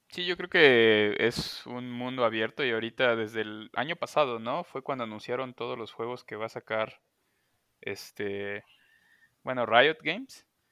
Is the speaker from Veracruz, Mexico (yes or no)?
yes; Xalapa, Veracruz, Mexico; Soy de Jalapa, como el Chavis